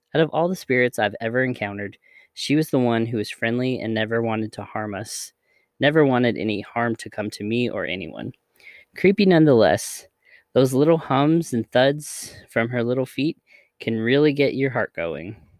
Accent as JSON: {"language": "English", "region": "the South", "country": "United States", "tie": "born or raised there", "said": "We grew up in the South"}